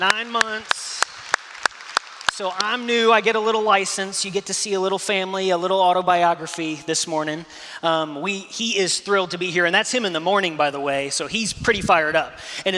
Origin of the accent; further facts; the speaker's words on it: Indiana, United States; moved away; I'm from Indiana.